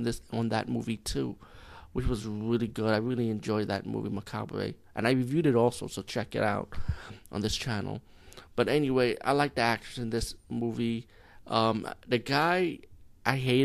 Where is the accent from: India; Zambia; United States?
India; as being Indian